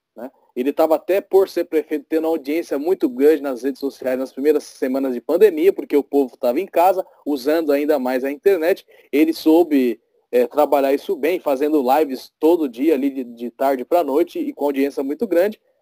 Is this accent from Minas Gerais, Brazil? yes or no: no; São João Novo, São Paulo, Brazil; Aqui em São João Novo, eu sou do bairro de São João Novo.